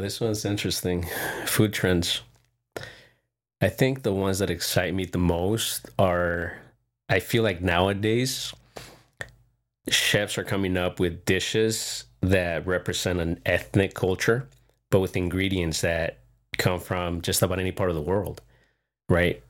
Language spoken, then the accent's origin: English; Encinitas, California, United States; Grew up in Encinitas.